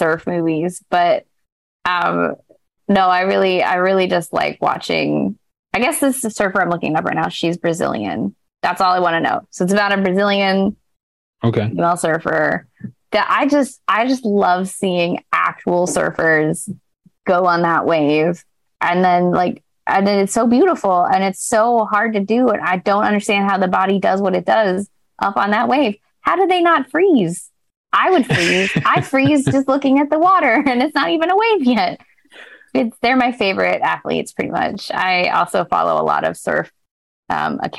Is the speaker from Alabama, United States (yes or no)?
no; California, United States; I grew up in California